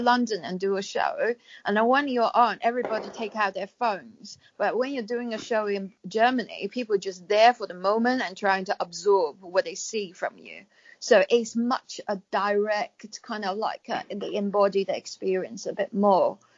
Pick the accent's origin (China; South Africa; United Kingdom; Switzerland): China; moved away; I was going to go back to China, but because I'm British national now